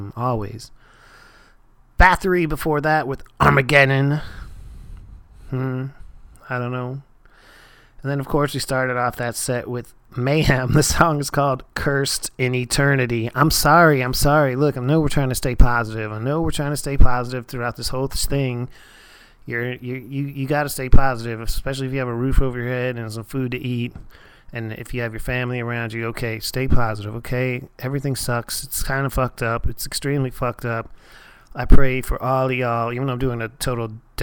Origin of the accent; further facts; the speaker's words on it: Erie, Pennsylvania, United States; Erie, Pennsylvania, of all places, my hometown